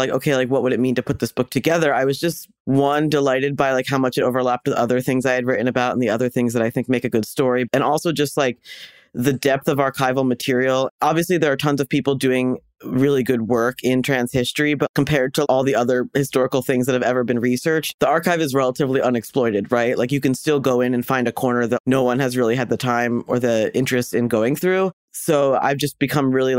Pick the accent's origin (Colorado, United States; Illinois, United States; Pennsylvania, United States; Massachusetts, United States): Pennsylvania, United States; Doylestown; also born or lived in Chicago / Los Angeles; now in New York, United States; I'm from Pennsylvania, so like about an hour outside of Philadelphia in a town that's sort of rural, sort of suburban. The town is called Doylestown